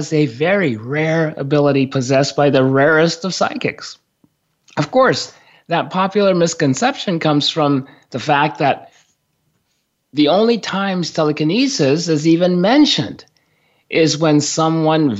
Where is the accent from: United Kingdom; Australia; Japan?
Japan; moved away; I grew up in Japan